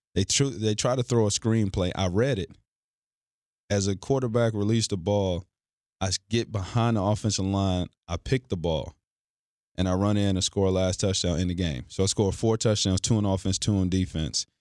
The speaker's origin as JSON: {"language": "English", "town": "Forest", "region": "Virginia", "country": "United States", "tie": "born or raised there", "said": "I'm from Forest Virginia."}